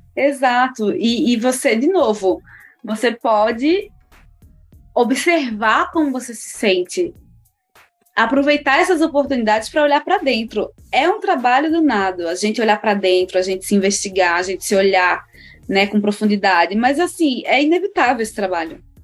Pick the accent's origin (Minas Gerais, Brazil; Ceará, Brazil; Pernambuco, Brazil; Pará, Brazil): Pernambuco, Brazil; Recife; now in São Paulo, Brazil; sou de Pernambuco, é, de Recife.